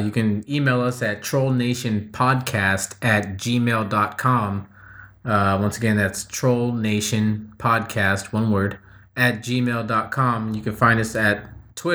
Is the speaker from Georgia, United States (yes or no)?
no; San Diego, California, United States; I'm from California. I was born and raised in San Diego